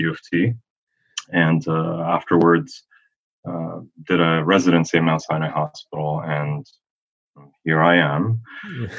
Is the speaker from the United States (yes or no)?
no; Syria; moved away; also born or lived in Ottawa, Canada; I'm originally from Syria